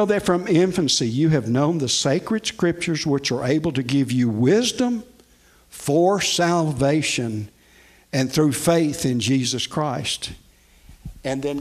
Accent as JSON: {"language": "English", "town": "Nashville", "region": "Tennessee", "country": "United States", "tie": "born or raised there", "said": "I grew up in Nashville, and oh, by the way, I'm a Tennessean."}